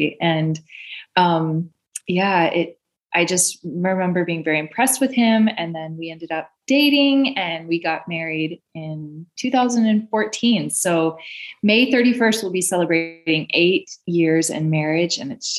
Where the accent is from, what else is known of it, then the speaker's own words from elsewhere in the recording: Michigan, United States; moved away as an adult; now in Uganda; I'm originally from Michigan.